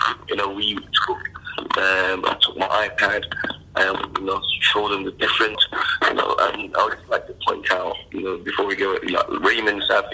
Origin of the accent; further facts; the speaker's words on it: London, United Kingdom; I grew up in London